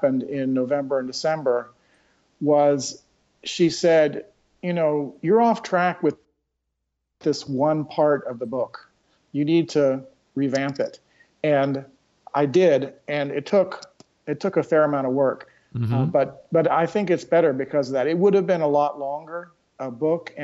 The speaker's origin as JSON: {"language": "English", "area": "Bay Area", "region": "California", "country": "United States", "moved": "yes", "lives_now": "North Carolina, United States", "said": "I come originally from Bay Area, California"}